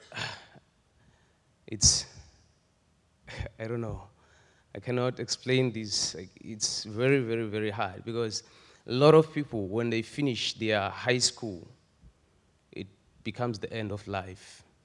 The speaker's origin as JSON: {"language": "English", "country": "Eswatini", "tie": "born or raised there", "moved": "yes", "said": "I'm a Swazi. I was born and raised in Swaziland."}